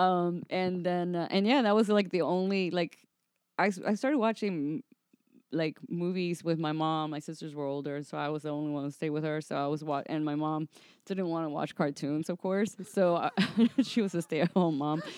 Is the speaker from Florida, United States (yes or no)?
yes; Miami, Florida, United States; moved away as an adult; also born or lived in Atlanta; now in Los Angeles, United States; I'm from Miami